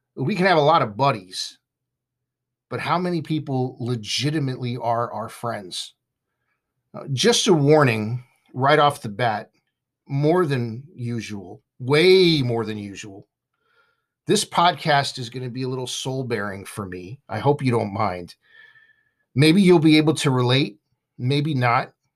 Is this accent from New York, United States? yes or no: no; Southern California, United States; I grew up in Southern California with a friend named Jason